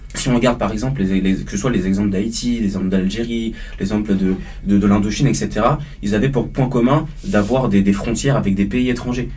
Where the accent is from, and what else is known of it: Paris suburbs, Île-de-France, France; born or raised there